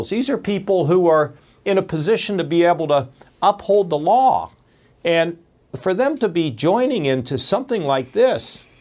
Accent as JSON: {"language": "English", "country": "United States", "said": "I've been a Republican all of my lifetime, but I'm an American first."}